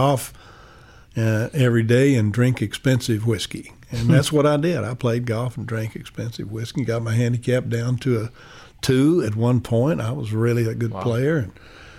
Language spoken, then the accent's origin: English; Lubbock, Texas, United States; moved away; also born or lived in Atlanta / Los Angeles; I was very proud to be a Texan. I'm a typical Texan.